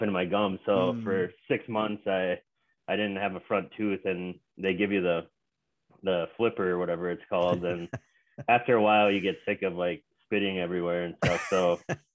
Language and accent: English; the Twin Cities area, Minnesota, United States; I'm from Minnesota, the Twin Cities area